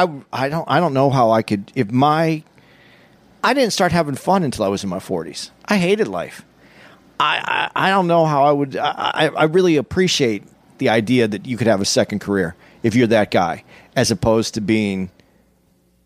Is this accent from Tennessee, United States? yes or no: no; Arizona, United States; I'm from Arizona